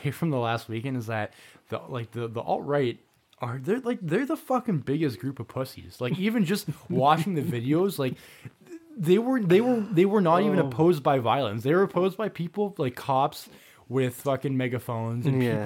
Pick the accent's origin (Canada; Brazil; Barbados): Canada; We're Canadian